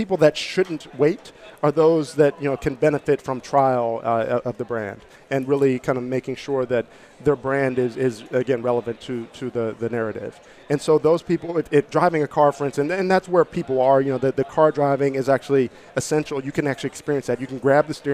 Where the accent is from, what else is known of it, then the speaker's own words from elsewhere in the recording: Pittsburgh, Pennsylvania, United States; I'm from Pittsburgh.